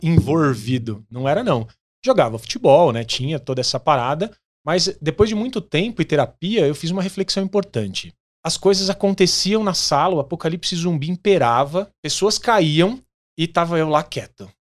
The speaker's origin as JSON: {"language": "Portuguese", "town": "Santo André", "region": "São Paulo", "country": "Brazil", "tie": "born or raised there", "said": "Nasci em Santo André, no Hospital e Maternidade Brasil."}